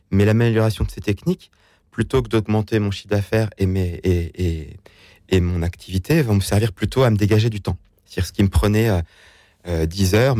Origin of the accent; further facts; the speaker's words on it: Dieulefit, Auvergne-Rhône-Alpes, France; Donc, c'est la Drôme, le 26, c'est là où j'ai grandi.